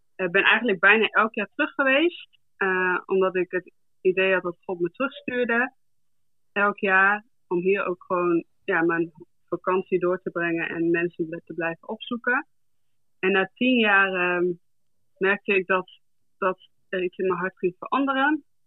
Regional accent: Groningen, Netherlands; now in South Africa; ik ben geboren en getogen in Groningen, in Dorkwet.

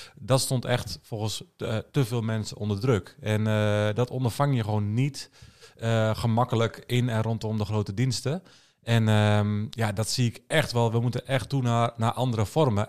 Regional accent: Netherlands; als Nederlanders.

